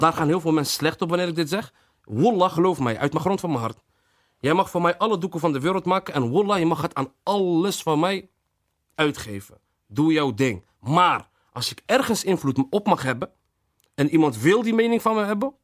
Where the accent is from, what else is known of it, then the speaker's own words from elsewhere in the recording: Rotterdam, South Holland, Netherlands; Delfshaven levens is, eh, is gewoon waar ik ben opgegroeid